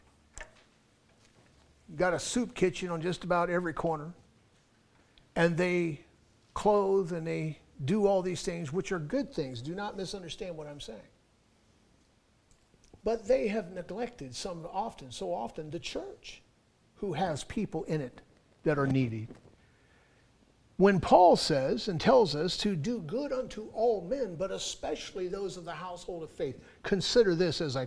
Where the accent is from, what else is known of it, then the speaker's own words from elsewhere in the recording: Los Angeles, California, United States; moved away; my hometown of Los Angeles, which is where I was born and raised